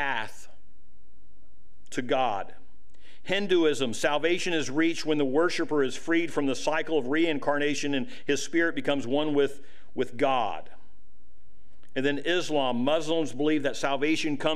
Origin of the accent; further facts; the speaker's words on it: United States; as American citizens today